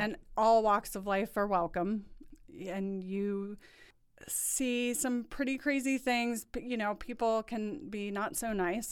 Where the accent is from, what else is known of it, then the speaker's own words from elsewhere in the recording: New Orleans, Louisiana, United States; moved away as an adult; also born or lived in East Lansing, Michigan; now in Indianapolis, United States; I was born and raised in New Orleans